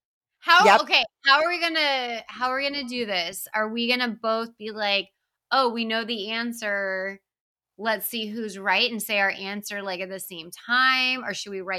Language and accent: English; Texas, United States; moved away; I grew up in Texas. Mom grew up in Texas. We both. We left. We left Texas. But we should both know a little bit about it since we did grow up in it.